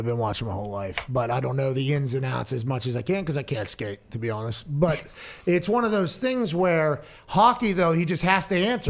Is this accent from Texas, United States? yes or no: yes; Texas, United States; I'm from Texas.